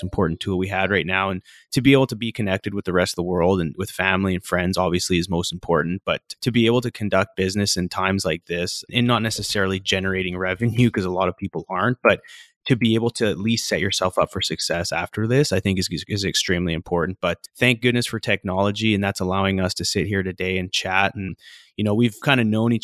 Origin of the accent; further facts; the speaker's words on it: Vernon, British Columbia, Canada; moved away as an adult; also born or lived in Calgary, Alberta; born in Calgary, Alberta, then bounced over to BC with my mom when I was five. And, you know, growing up in Vernon